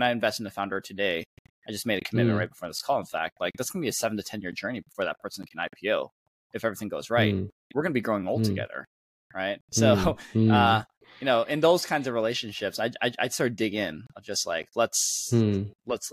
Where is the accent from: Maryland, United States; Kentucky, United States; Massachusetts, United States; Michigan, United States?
Michigan, United States; moved away as an adult; growing up in Michigan